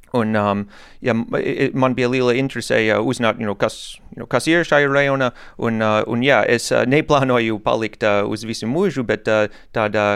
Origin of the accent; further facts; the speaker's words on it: United States; Latvian is a second language; moved away as an adult; now in Jelgava, Latvia; oriģināli es esmu no Amerikas